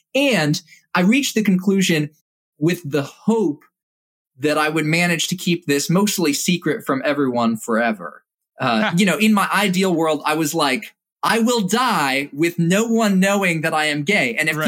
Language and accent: English; Indonesia; I was grateful for having grown up in Indonesia and having grown up with a very selected subset of cultural attitude.